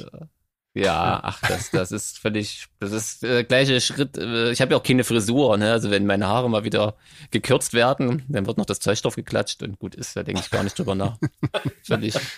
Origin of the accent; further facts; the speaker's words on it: Thuringia, Germany; ich komme ja hier aus Thüringen, was damals aber noch der Bezirk Gera war